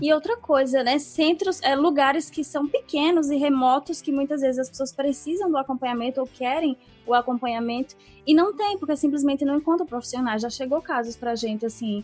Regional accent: Northeast Brazil, Brazil; Eu que sou daqui, do Nordeste

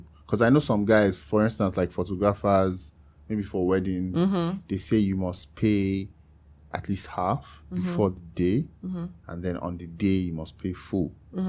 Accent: Nigeria; I am Nigerian.

